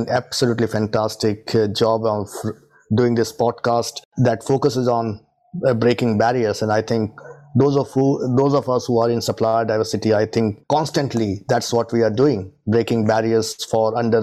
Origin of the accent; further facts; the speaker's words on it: India; moved away as an adult; now in Leicester, United Kingdom; I'm originally born and brought up in India and came to UK as a student in 2002